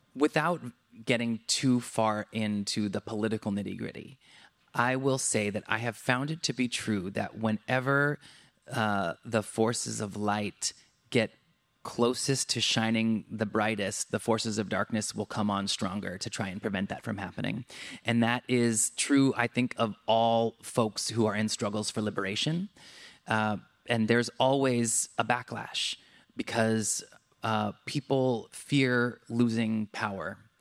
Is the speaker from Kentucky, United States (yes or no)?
no; Southern California, United States; also born or lived in Santa Cruz, California / New York; I grew up in Southern California